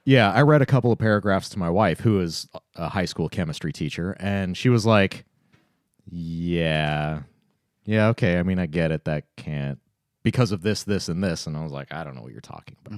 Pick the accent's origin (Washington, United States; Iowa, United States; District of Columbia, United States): Washington, United States; Tacoma; my hometown of Tacoma